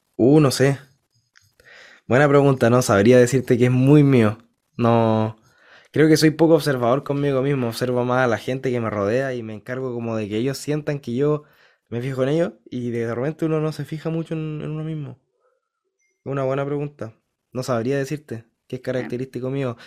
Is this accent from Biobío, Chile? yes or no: yes; Concepción, Biobío, Chile; Yo nací en Conce, en Concepción